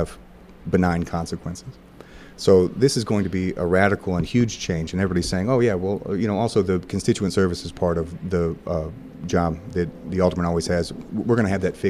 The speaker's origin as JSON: {"language": "English", "town": "Wentzville", "region": "Missouri", "country": "United States", "tie": "born or raised there", "also_born_or_lived": "St. Louis, Missouri", "said": "I grew up in Wentzville, Missouri."}